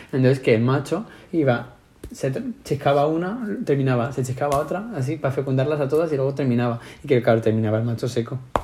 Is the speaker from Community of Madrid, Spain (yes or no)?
yes; Madrid, Community of Madrid, Spain; accent: Madrid; somos de España